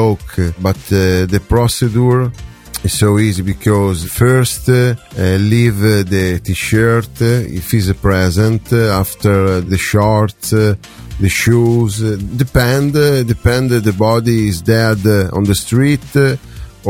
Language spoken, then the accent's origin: English; Venice, Veneto, Italy; English is a second language; I am in Italy from Venice.